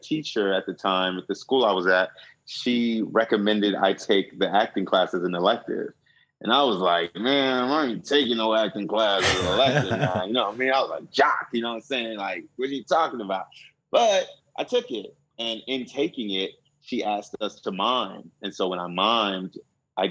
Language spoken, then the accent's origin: English; Inglewood, California, United States; moved away; also born or lived in Philadelphia; I'm Nigerian. I grew up in Inglewood